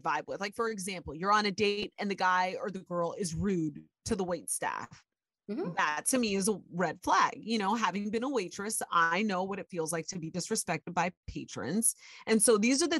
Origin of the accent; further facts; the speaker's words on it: Ohio, United States; I was born and raised in Ohio